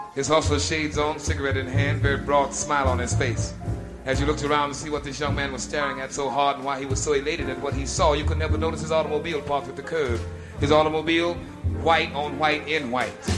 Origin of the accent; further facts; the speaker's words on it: Chicago, Illinois, United States; moved away; my hometown, Chicago